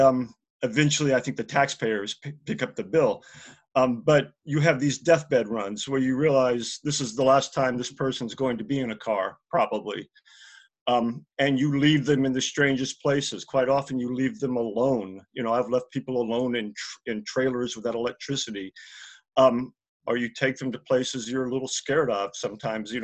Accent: Hattiesburg, Mississippi, United States; my hometown of Hattiesburg, Mississippi

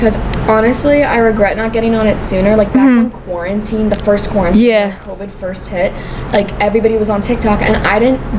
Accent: Long Island, New York, United States; I'm a singer-songwriter, and I'm from Long Island.

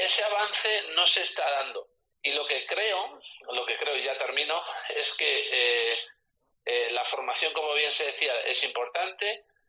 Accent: Castilla-La Mancha, Spain; aquí en Castilla-La Mancha

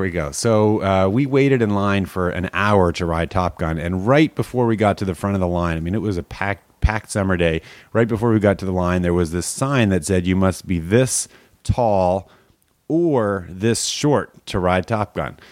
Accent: Canada; I grew up in Canada

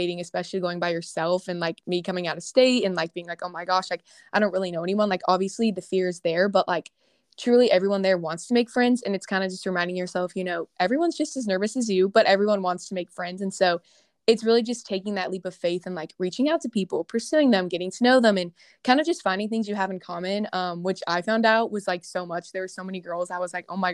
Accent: Houston, Texas, United States; moved away as an adult; also born or lived in Louisiana; I'm from Houston, Texas. So me and … are both Texas girls, but I go to LSU right now

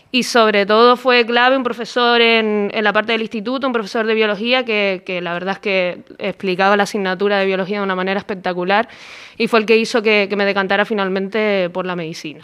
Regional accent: Tenerife, Canary Islands, Spain; yo soy de Tenerife y allí en aquel momento pues la, carrera de periodismo no estaba.

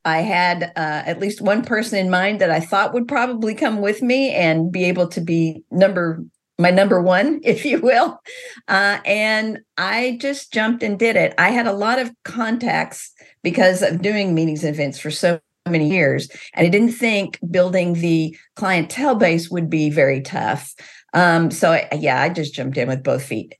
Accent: Missouri, United States; I grew up in Missouri.

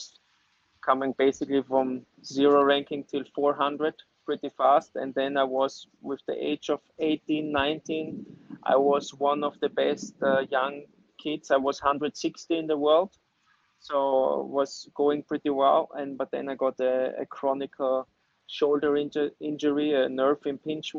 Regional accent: Graz, Styria, Austria; English is a second language; I'm from Styria, where everybody knows Arnold Schwarzenegger, so he's from my city, he was born in my city, and I'm from there

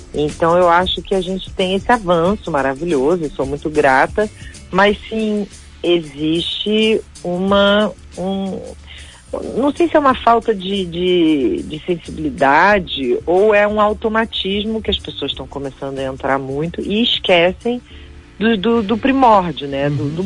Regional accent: Rio de Janeiro, Brazil; eu sou carioca

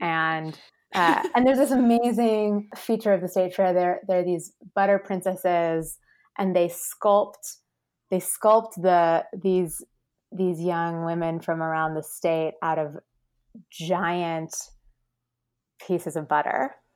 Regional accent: Midwest, United States; I'm from the Midwest

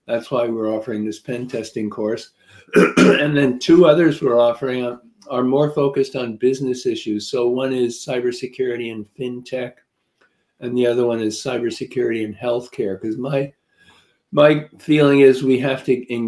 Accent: New York area, United States; also born or lived in Nashville, Tennessee; now in Connecticut, United States; I'm more from the New York area than the Nashville, Tennessee area

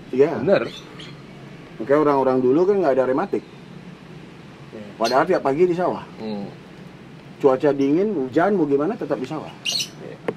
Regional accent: Bali, Indonesia; kita orang Bali itu anak-anak muda sekarang banyak usaha jualan arak segala macam koktel-koktel gitu

